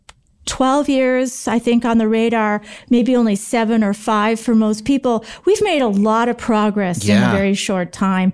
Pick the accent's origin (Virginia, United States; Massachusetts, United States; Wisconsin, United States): Wisconsin, United States; Green Bay; I grew up right around Green Bay